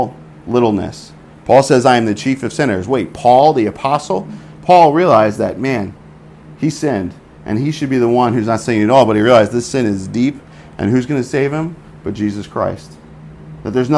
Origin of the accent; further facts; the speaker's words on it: New York, United States; moved away; As a New Yorker, I'm not that mild